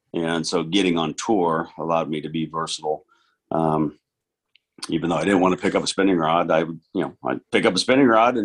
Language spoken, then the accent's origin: English; Northern California, United States; growing up in Northern California